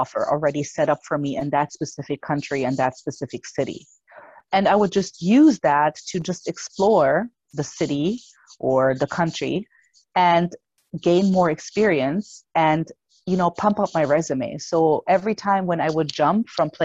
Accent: Germany; English is a second language; moved away; I was born and raised in Germany

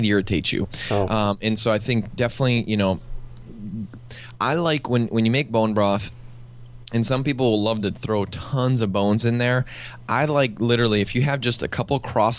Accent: Midwest, United States; now in California, United States; I live now in California, but I grew up in the Midwest

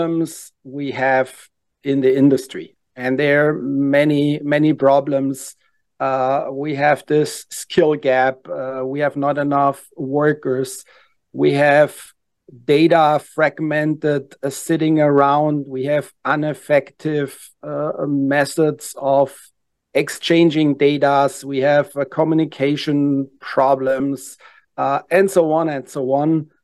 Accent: Germany; English is a second language; moved away as an adult; now in Atlanta, United States; I'm actually born and raised in Germany. Came 15 years ago to the U.S.

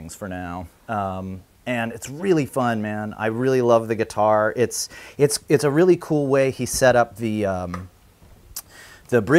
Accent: Ohio, United States; my hometown in Ohio

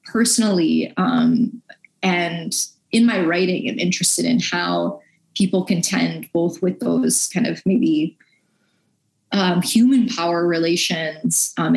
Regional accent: Buffalo, New York, United States; now in Mississippi, United States; I grew up Catholic in Buffalo, New York

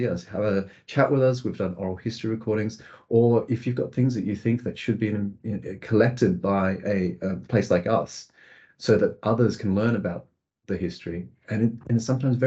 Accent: Australia; now in United Kingdom; I grew up in Australia

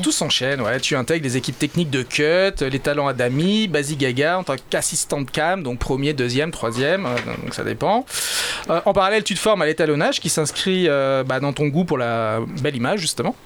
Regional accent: Réunion; chez nous à La Réunion

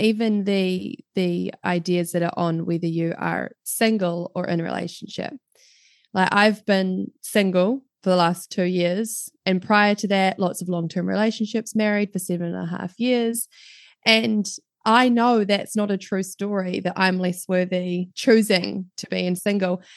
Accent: New Zealand; accent: New Zealand; as you can probably tell from my accent, I am right down in the bottom of the world in New Zealand. So I'm based down in New Zealand.

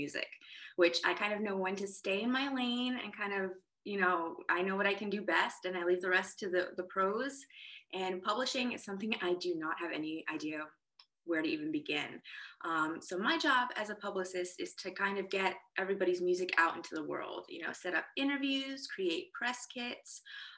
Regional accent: New York, United States; moved away as an adult; now in Nashville, United States; I'm originally from New York, born and raised

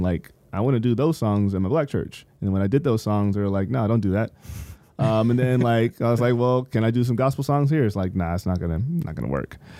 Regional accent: San Bernardino, California, United States; when I was growing up in San Bernardino

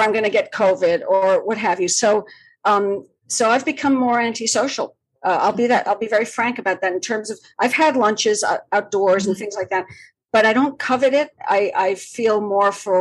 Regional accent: Malaga, Andalusia, Spain; also born or lived in Madrid, Spain; now in New York City, United States; My hometown in the south of Spain, Malaga, which is where I grew up

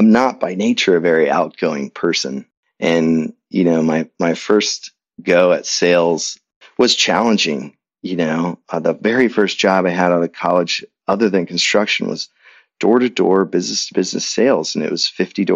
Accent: Indianapolis, Indiana, United States; It was a great place to grow up, and went off to college, got a degree in English and Spanish at Butler University, my hometown

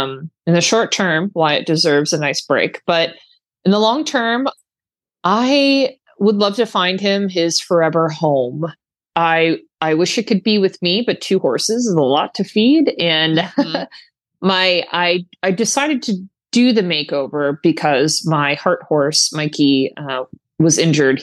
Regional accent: Florida, United States; it was quite cold for us Floridians

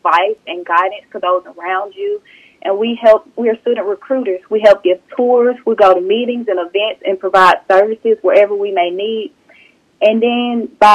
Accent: Batesville, Mississippi, United States; I am originally from Batesville, Mississippi

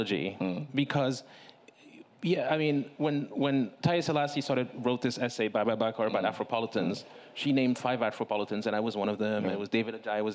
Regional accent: Lomé, Maritime, Togo; moved away; I'm a native son and I was born in Togo

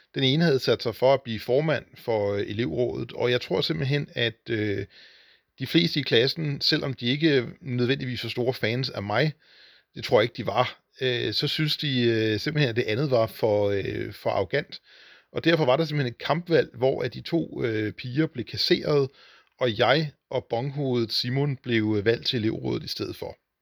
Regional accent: Hornbæk, Capital Region of Denmark, Denmark; det var byen Hornbæk med cirka 4.000 indbyggere, hvor jeg voksede op og gik i skole

